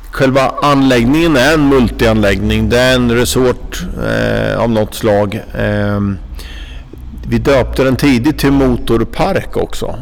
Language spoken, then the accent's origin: Swedish; Norrköping, Östergötland, Sweden; moved away; Jag är en Norrköpingskille från början